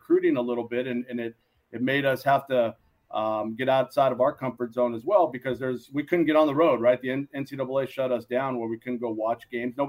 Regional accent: Los Angeles, California, United States; also born or lived in Moraga, California

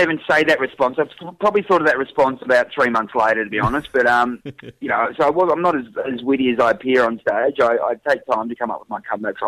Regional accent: Melbourne, Victoria, Australia; I'm from Melbourne, so it's not a cold snap

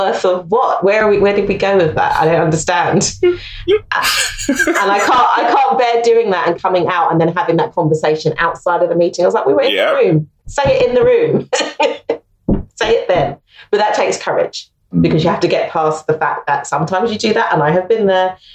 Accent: London, United Kingdom; I'm a Londoner, I love London

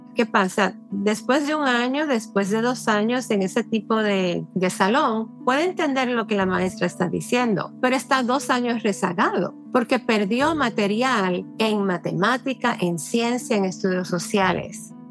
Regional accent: Puerto Rico; now in New York, United States; nací y me crié en Puerto Rico

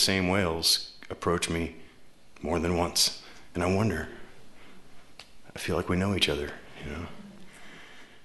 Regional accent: Tacoma, Washington, United States; my hometown, Tacoma

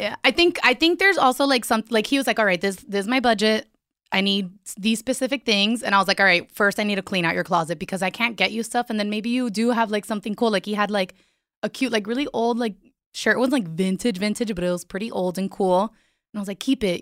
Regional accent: Miami, Florida, United States; I'm from Miami

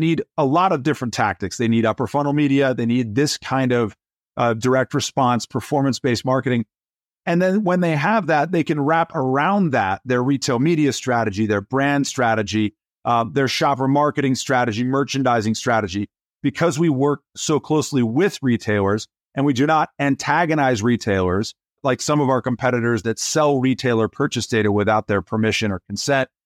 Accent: Atlanta, Georgia, United States; also born or lived in Nairobi, Kenya; When I was born, I was born in Nairobi, Kenya. My father was working at a car dealership. We moved to the United States so my father could become an entrepreneur. And he started a company in the storefront in the mall in Atlanta, Georgia. And growing up, I had a front row seat

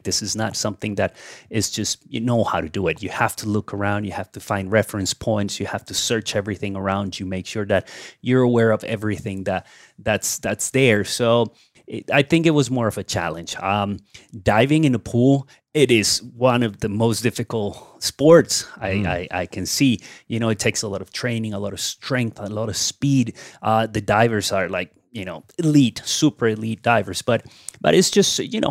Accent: Cali, Valle del Cauca, Colombia; here in Cali, my hometown

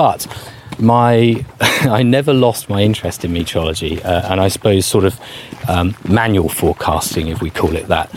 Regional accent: Bognor Regis, South East England, United Kingdom; I'm from West Sussex, and I lived right on the edge of where residential areas ran out, in a place called Rose Green near Bognor Regis.

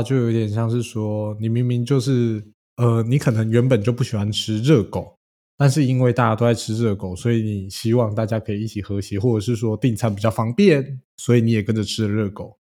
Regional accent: China; 其实我是中国人，我挺饿。

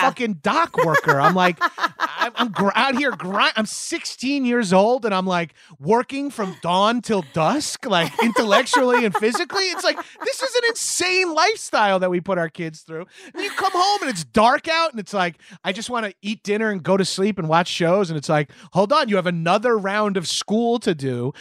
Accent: Long Island, New York, United States; moved away as an adult; also born or lived in Brooklyn, New York; I'm from Long Island

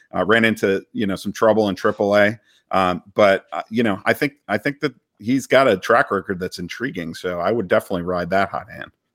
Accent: Boston, Massachusetts, United States; now in Washington, DC, United States; growing up in Boston

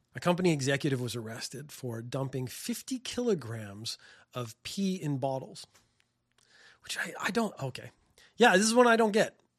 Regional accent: Canada; now in Japan; I'm from Canada

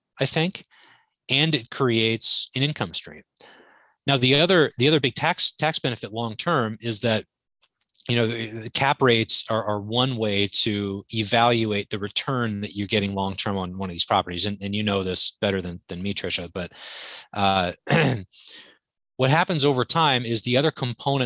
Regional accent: Anchorage, Alaska, United States; I grew up in Anchorage, Alaska.

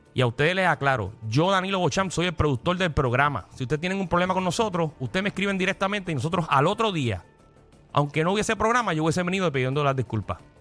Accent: Puerto Rico; Porque yo soy puertorriqueño y Alejandro también.

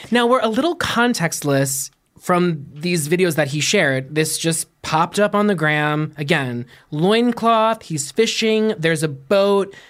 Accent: Pittsburgh, Pennsylvania, United States; born and raised in Pittsburgh, Pennsylvania

